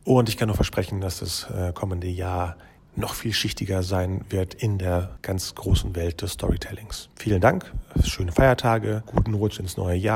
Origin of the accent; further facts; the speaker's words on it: Bielefeld, North Rhine-Westphalia, Germany; Vor allem muss ich als Bielefelder ja eh sowieso über Herrn Monau vielleicht was erzählen.